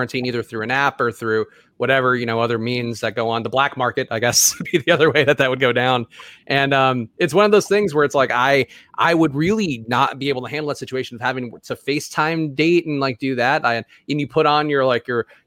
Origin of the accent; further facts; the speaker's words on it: New York City, New York, United States; moved away; I grew up in New York City